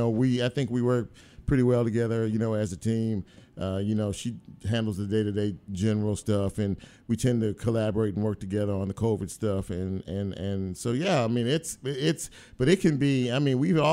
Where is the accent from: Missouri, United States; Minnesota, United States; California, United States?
California, United States; Los Angeles; also born or lived in Mississippi; now in Memphis, United States; I was born in South Central. Mm-hmm. I grew up in South Central